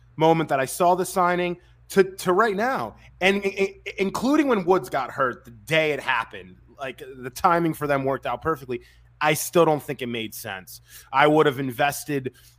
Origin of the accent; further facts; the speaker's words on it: New York, United States; I'm a New Yorker.